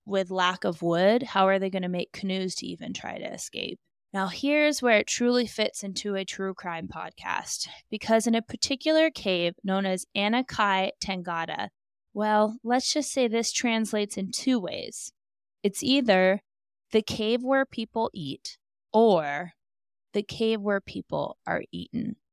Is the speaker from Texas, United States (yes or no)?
no; Alaska, United States; I have gone fishing many a time growing up in Alaska